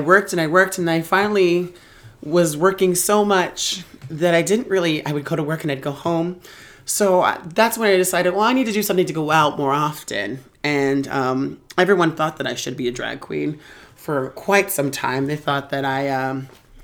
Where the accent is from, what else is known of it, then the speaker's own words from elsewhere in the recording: Reno, Nevada, United States; I am from Reno, Nevada.